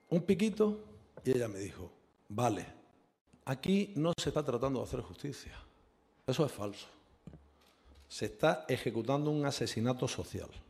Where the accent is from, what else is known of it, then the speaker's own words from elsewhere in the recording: Spain; como español